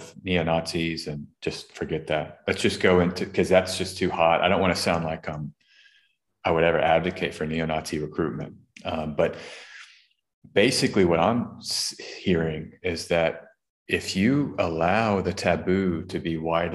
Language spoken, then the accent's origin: English; Austin, Texas, United States; Austin, Texas, my hometown